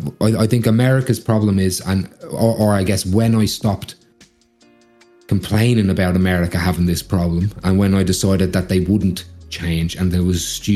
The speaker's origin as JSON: {"language": "English", "country": "Australia", "tie": "born or raised there", "said": "But growing up in Australia, that's another thing that shocked me."}